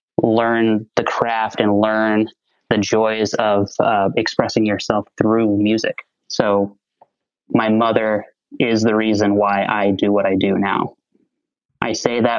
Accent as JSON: {"language": "English", "region": "Texas", "country": "United States", "said": "I'm a Texas boy, so it's probably not a surprise to hear that I grew up in the Southern Baptist Convention"}